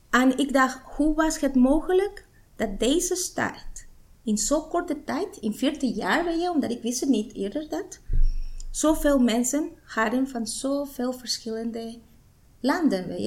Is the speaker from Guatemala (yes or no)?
yes; Guatemala; Dutch is a second language; moved away as an adult; now in Almere, Netherlands; Ik kom uit Guatemala. En eh, ik woon in Almere 15 jaar. En ik ben er blij in deze stad. En ik ben een moeder en een vrouw.